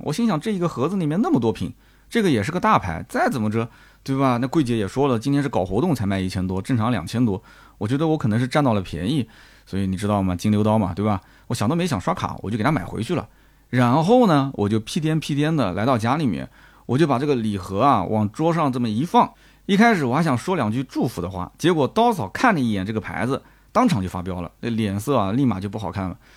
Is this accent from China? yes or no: yes; China; 我们中国人来讲